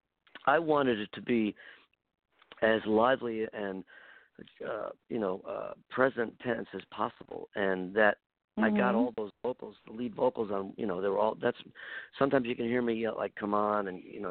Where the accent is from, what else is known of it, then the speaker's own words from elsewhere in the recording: Buffalo, New York, United States; I grew up in Buffalo, New York